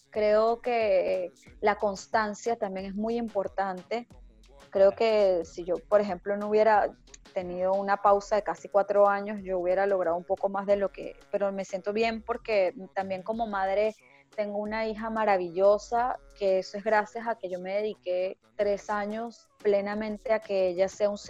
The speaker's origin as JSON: {"language": "Spanish", "country": "Venezuela", "moved": "yes", "said": "Bueno, sabes que yo me vine de Venezuela para acá en, autobús. Duré 26 días viajando."}